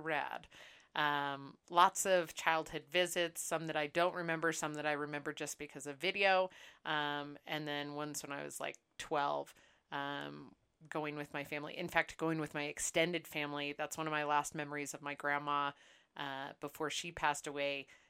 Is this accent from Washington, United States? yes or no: yes; Seattle, Washington, United States; I am originally from Seattle, Washington